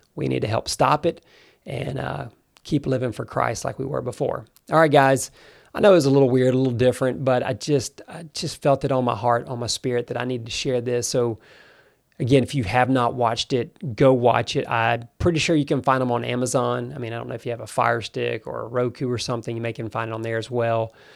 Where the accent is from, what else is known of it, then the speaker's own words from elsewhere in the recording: United States; I do love America. That is my home country